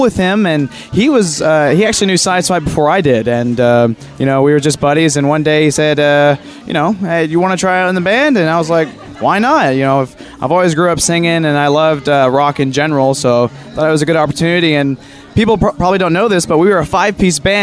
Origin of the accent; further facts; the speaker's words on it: Conway, Arkansas, United States; I've been in Conway, Arkansas my whole life